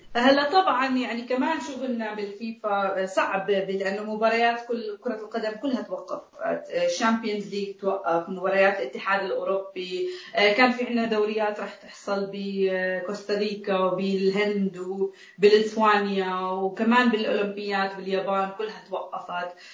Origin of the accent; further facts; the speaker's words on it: Palestine; بحياتي كفلسطينيه عربيه عشت تحت ظروف صعبه وتحت احتلال